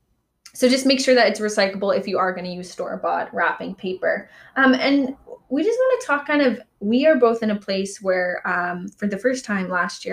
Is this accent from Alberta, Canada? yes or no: yes; Calgary, Alberta, Canada; now in Vancouver, Canada; I've always gone home to my hometown of Calgary for every Christmas since moving to Vancouver.